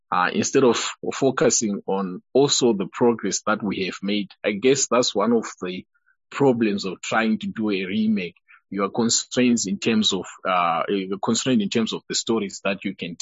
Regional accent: Eastern Highlands, Manicaland, Zimbabwe; from where I come from, I come from the Eastern Highlands, we use Shonglish

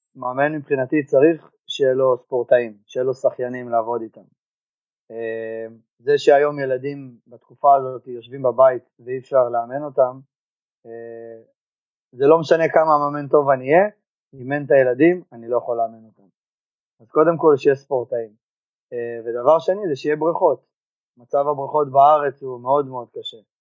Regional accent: Givat HaShlosha, Central District, Israel; בקיבוץ גבעת השלושה. תוך כדי במקביל התחלתי לעבוד בחוגי שחייה בקיבוץ. אה, היה שלוחה של האגודה של בית ברל אצלנו בקיבוץ

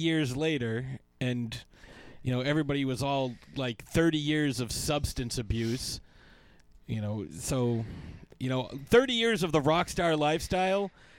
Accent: Saskatoon, Saskatchewan, Canada; I'm from Saskatoon.

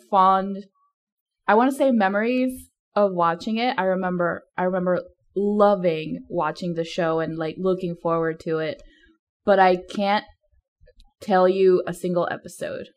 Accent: Mexico; moved away; I grew up in Mexico

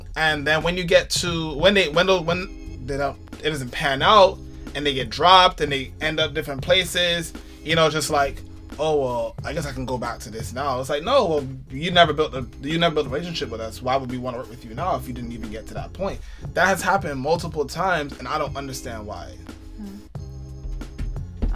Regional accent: New York City, New York, United States; also born or lived in Manhattan / the Bronx; I grew up in Brooklyn. I lived in Manhattan for a year, and I now I live in the Bronx

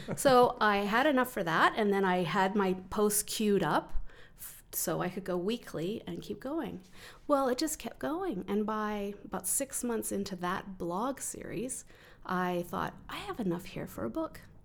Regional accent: Calgary, Alberta, Canada; also born or lived in Vancouver; I grew up in the Southwest suburbs in the sixties

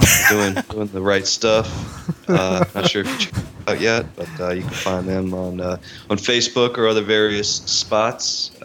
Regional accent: Lafayette, Louisiana, United States; also born or lived in New Iberia, Louisiana; I grew up in Lafayette, New Iberia, and I say grow up, like, I'm an only child, so I spent it with my cousins.

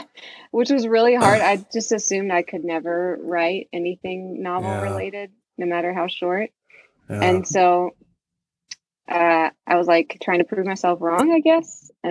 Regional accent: small town outside of Pittsburgh, Pennsylvania, United States; So it's set in my hometown, which is like this really small town outside of Pittsburgh. I grew up like in the middle of the woods, basically.

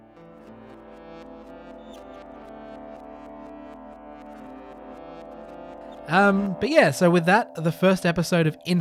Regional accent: Australia; as an Australian

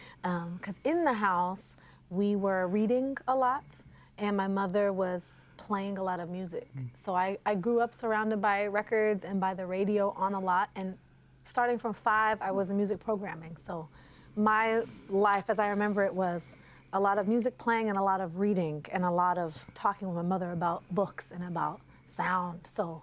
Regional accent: Portland, Oregon, United States; Well, I grew up in what we call Inner Northeast Portland

